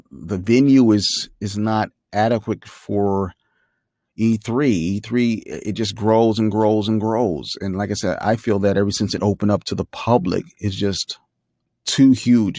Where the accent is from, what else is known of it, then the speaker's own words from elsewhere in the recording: Chicago, Illinois, United States; I'm from Chicago